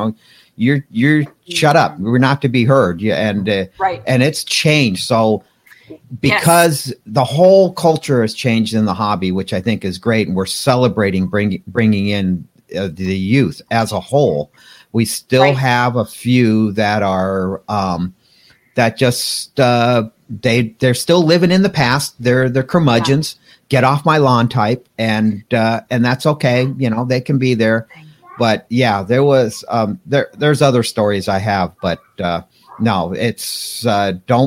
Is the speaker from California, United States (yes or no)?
yes; Pasadena, California, United States; I grew up in Pasadena, California.